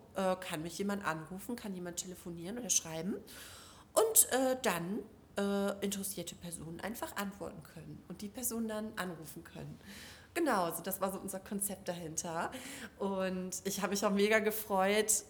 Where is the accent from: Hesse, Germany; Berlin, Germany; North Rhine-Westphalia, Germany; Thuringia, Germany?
North Rhine-Westphalia, Germany; Duisburg; aus Duisburg, ähm, da wo ich herkomme